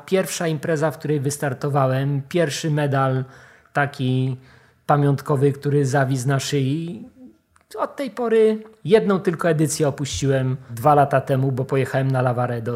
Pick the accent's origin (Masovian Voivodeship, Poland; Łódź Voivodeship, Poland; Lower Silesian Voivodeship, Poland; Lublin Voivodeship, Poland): Lower Silesian Voivodeship, Poland; Wrocław; Ja jestem wrocławianinem, nie z tak. urodzenia, ale od, od maleńkości tutaj się nauczyłem chodzić.